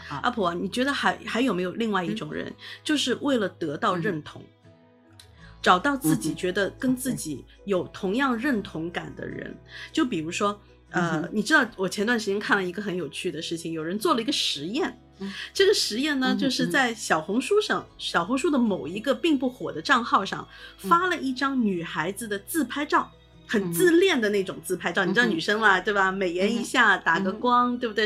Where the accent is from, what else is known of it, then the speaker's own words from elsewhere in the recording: Shanghai, China; 我是在虹口区出生的，所以我对嗯。虹口区特别地有感情